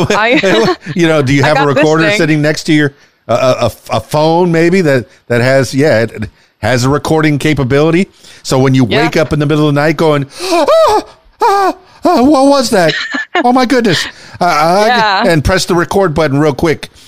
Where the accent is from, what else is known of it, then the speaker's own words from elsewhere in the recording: Miami, Florida, United States; moved away as an adult; now in Arkansas, United States; I'm born and raised in Miami